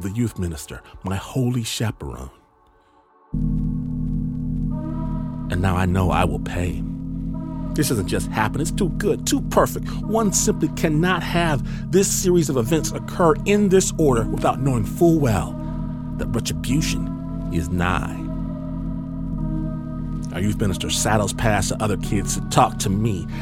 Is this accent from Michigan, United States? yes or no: yes; Michigan, United States; I'm from Michigan